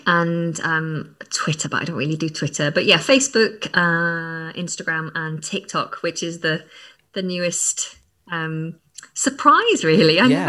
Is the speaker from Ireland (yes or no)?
no; England, United Kingdom; accent: northern English; now in London, United Kingdom; I just found that naturally my northern accent started to fade. And then I moved down to London and my partner is from the south, so he has more of a southern accent. And yeah, when I'm tired or around other northerners, then my accent kind of comes back.